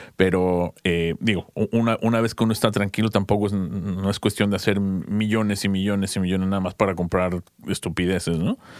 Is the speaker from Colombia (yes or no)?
no; Mexico; moved away; en nuestro país, en México